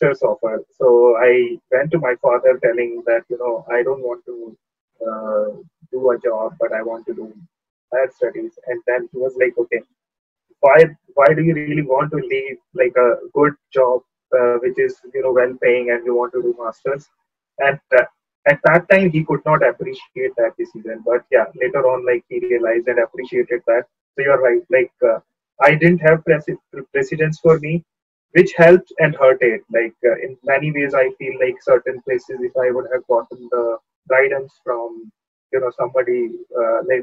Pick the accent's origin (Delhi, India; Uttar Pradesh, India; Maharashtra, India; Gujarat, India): Uttar Pradesh, India; Kanpur; moved away; I belong to the state of UP and city of Kanpur. And I knew about IIT because I'm from Kanpur